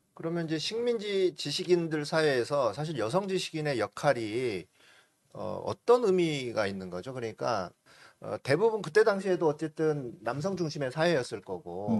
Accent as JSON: {"language": "Korean", "town": "Namwon", "region": "North Jeolla", "country": "South Korea", "said": "저는 출신은 저 호남입니다. 음, 네. 남원이라고요."}